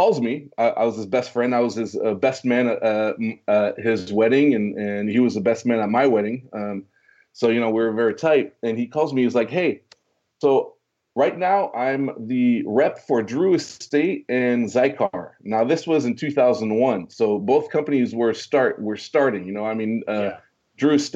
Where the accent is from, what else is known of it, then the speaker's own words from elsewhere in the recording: Switzerland; moved away; also born or lived in Orange County, California; I speak fluent French because I was born in Switzerland.